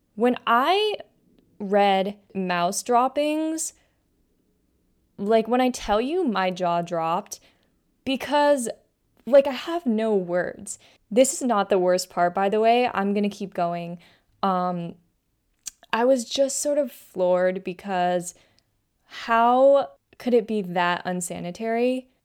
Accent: West Coast, United States; moved away as an adult; now in Philadelphia, United States; I'm from the West Coast

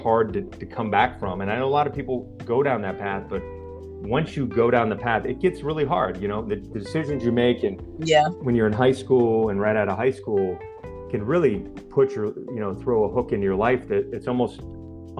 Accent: Pennsylvania, United States; where I grew up in Pennsylvania

